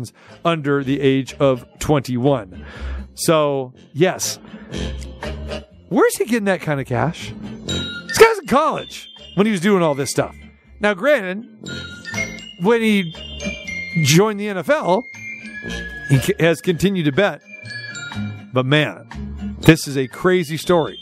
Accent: Sacramento, California, United States; his hometown, my hometown

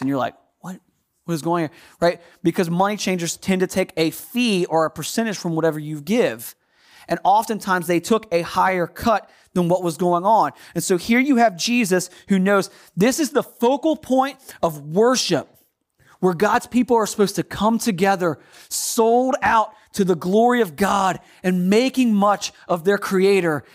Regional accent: United States; accent: American; my American accent

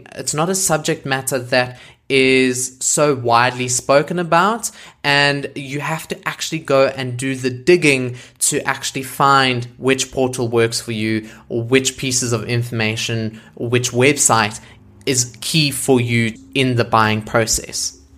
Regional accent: South Africa; I am a South African content creator

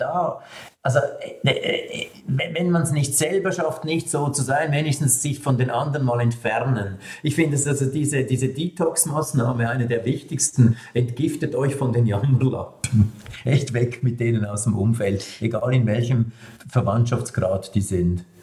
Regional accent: Switzerland; als Schweizer

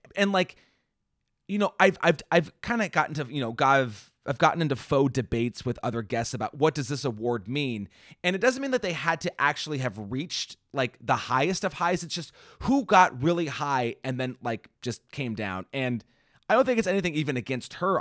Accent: Washington, United States; also born or lived in Indiana; I grew up here in Washington

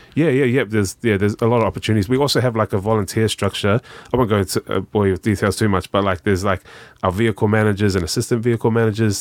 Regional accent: Auckland, New Zealand; also born or lived in Australia; I grew up in South Auckland

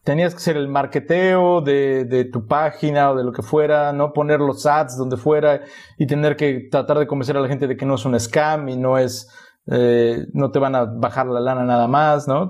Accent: a town near Poza Rica, Veracruz, Mexico; moved away; yo sí llegué a llamar al radio una o dos veces en Poza Rica, que era el único que llegaba a mi pueblo

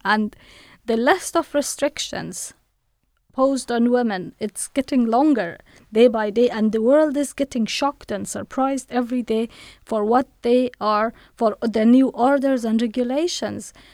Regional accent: Afghanistan; moved away as an adult; now in United Kingdom; I was born in Afghanistan. I studied in Afghanistan and, uh, I worked in Afghanistan

